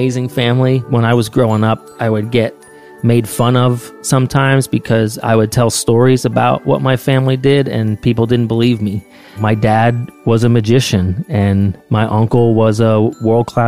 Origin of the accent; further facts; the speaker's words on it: Bethlehem, Pennsylvania, United States; I'm from Bethlehem, Pennsylvania